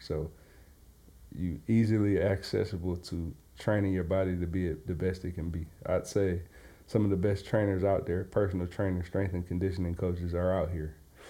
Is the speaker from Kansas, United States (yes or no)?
no; Detroit, Michigan, United States; moved away as an adult; now in Los Angeles, United States; Growing up in Detroit, Michigan is pretty opposite of that. Obviously, Detroit is always going to be home